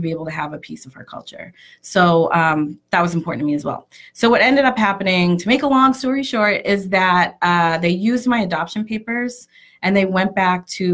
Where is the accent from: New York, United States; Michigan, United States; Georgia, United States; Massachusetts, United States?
Massachusetts, United States; Cape Cod; growing up on Cape Cod, obviously I am a person of color and it's predominantly white Americans here